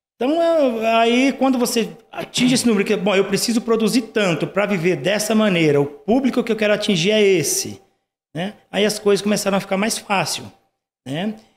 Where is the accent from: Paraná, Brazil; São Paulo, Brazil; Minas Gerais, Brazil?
Paraná, Brazil; Nova Cantu; now in Curitiba, Brazil; Eu sou do interior do Paraná